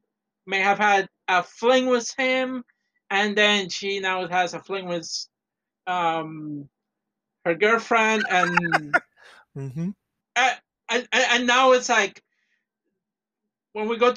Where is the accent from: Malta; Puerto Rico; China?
Puerto Rico; moved away; I came from Puerto Rico.